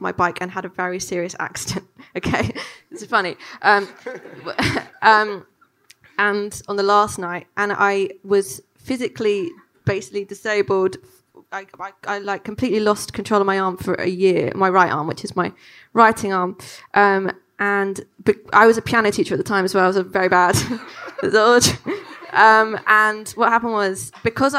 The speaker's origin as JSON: {"language": "English", "region": "London", "country": "United Kingdom", "tie": "born or raised there", "said": "growing up in London"}